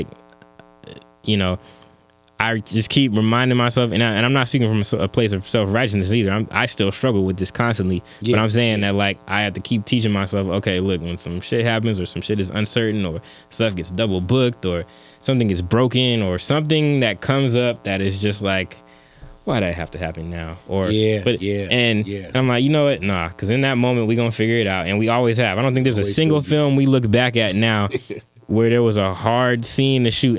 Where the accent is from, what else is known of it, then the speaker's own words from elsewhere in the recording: California, United States; I'm from the Bay, so we can be Kobe and Curry.